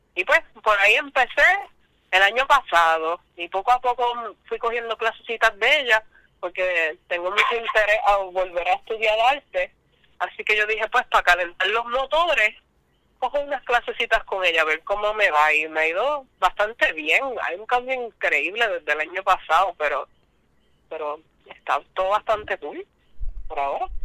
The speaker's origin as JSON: {"language": "Spanish", "town": "Isabela", "country": "Puerto Rico", "tie": "born or raised there", "also_born_or_lived": "Aguadilla / San Germán", "said": "Me crié en Isabela y en la high school pues me mudé para Aguadilla"}